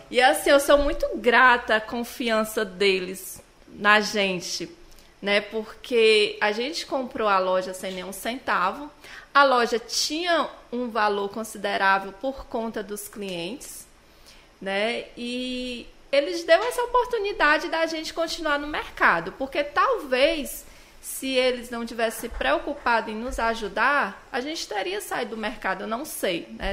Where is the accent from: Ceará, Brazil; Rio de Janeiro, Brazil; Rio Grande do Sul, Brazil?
Ceará, Brazil; Quixeramobim; also born or lived in Quixadá; now in Baturité, Brazil; sou natural de Quixadá, mas morei a maior parte da minha vida em Quixeramobim. Meus pais moram em Quixeramobim